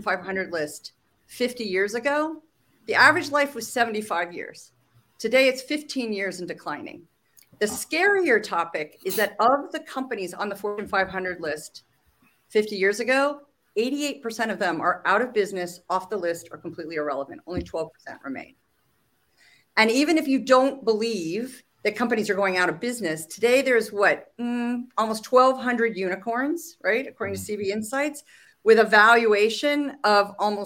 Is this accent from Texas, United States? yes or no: no; Silicon Valley, California, United States; I'm a native Californian, which is only interesting because I grew up in Silicon Valley